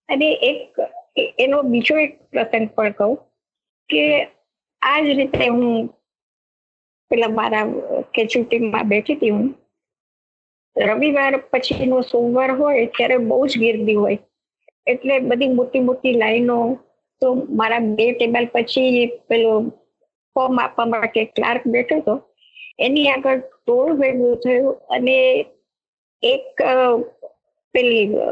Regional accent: Mahuva, Gujarat, India; moved away as an adult; now in Mumbai, India; મારું ગામ ગુજરાતનું ભાવનગર જિલ્લાનું મહુવા

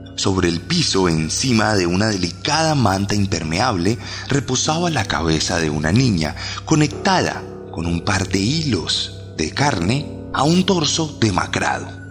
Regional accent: Colombia; lo digo como colombiano

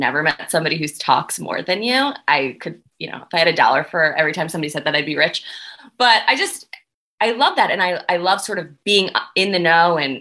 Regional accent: Delaware, United States; moved away as an adult; also born or lived in Newark, Delaware / Toledo, Ohio; So I grew up in Delaware.

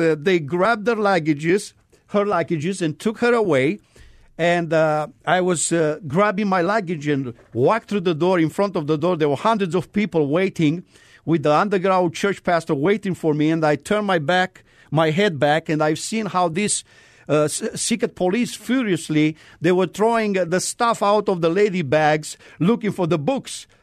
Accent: Romania; moved away; I am originally from Romania.

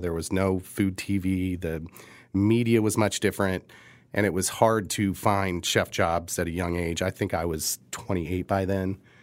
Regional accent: Midwest, United States; now in Kansas City, United States; we are from the Midwest

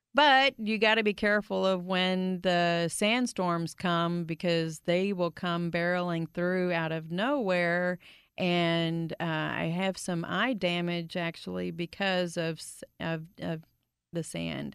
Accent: Grand Prairie, Texas, United States; I grew up in Grand Prairie

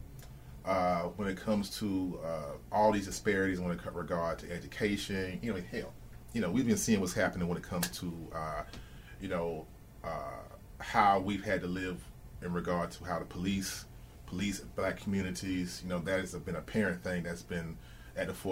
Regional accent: Atlanta, Georgia, United States; I'm from the Atlanta area

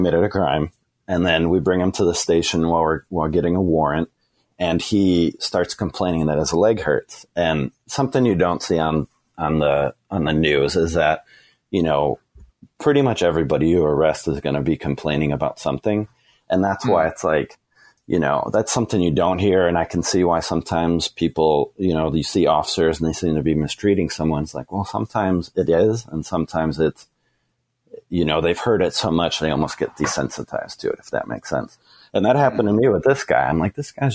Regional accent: the Northwest, Pacific Northwest, United States; moved away; I'm from the Northwest

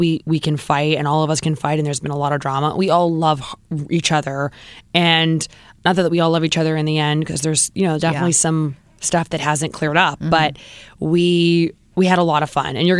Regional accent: Southern California, United States; moved away as an adult; also born or lived in New York City; We grew up in Southern California.

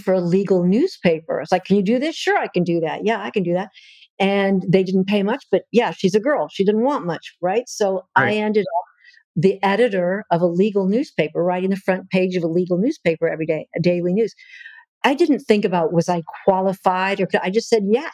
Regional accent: Southern California, United States; moved away as an adult; also born or lived in Hollywood, California / North Carolina; I was born in Hollywood, California, of all the places to be born. I know. And grew up in Southern California

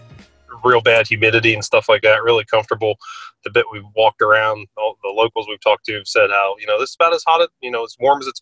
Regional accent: Cincinnati, Ohio, United States; growing up in Cincinnati

